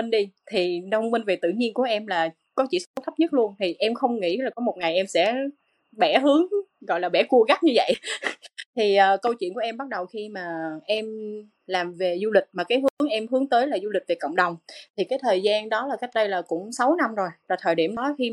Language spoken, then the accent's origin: Vietnamese; Cần Thơ, Vietnam; Tây Đô là là tên gọi của Cần Thơ ngày xưa thì em là Cần Thơ là em sinh ra và lớn lên Cần Thơ và hiện tại là em vẫn đang làm việc ở Cần Thơ luôn